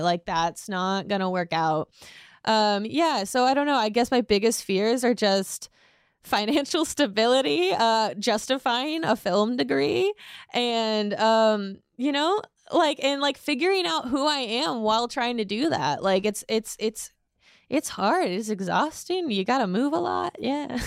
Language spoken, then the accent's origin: English; Indiana, United States; I'm from Indiana.